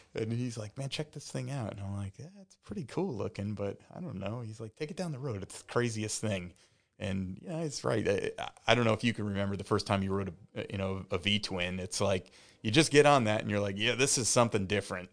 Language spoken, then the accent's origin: English; the Catskills, upstate New York, United States; moved away as an adult; now in Tampa, United States; I'm from upstate New York. I grew up in the Catskills